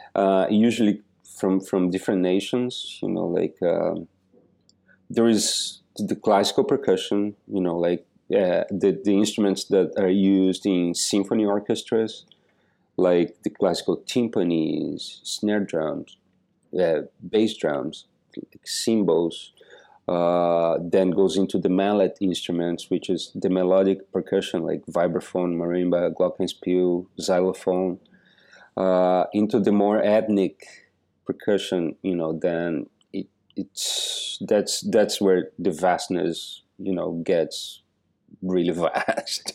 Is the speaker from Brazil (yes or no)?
yes; Joaçaba, Santa Catarina, Brazil; moved away as an adult; also born or lived in New York City; now in New York, United States; I was born in this little pla-, this little city in the south of Brazil called Joa Sabah